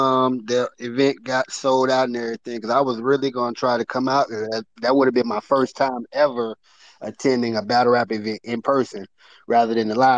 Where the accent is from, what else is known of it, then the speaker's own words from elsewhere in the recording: North Carolina, United States; I'm from North Carolina